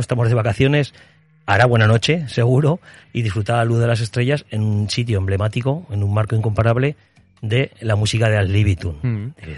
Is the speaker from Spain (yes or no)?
yes; Sos del Rey Católico, Aragon, Spain; soy nacido en SOS. Eh, viví allí mi infancia, parte de mi infancia.